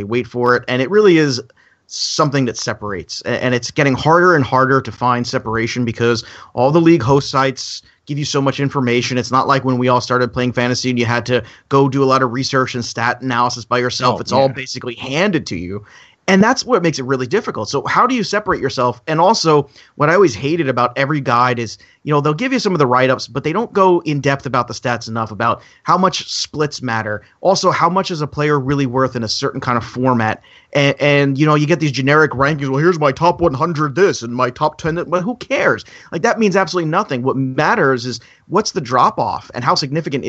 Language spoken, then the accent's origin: English; New York, United States; I'm from New York